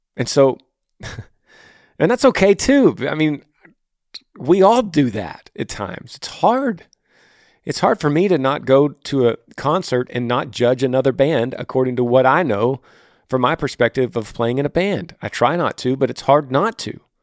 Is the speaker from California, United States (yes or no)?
no; Texas, United States; my home state of Texas